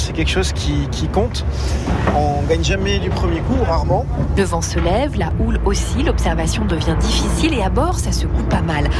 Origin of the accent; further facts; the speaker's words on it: south of France, France; Après 32 ans passés dans le sud de la France